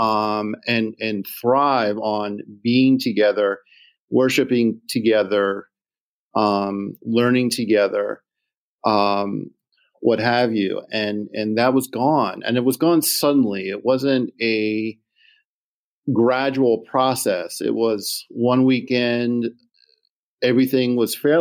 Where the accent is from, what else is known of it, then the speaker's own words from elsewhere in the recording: Philadelphia, Pennsylvania, United States; moved away as an adult; now in Chambersburg, United States; I'm a Philly born and bred.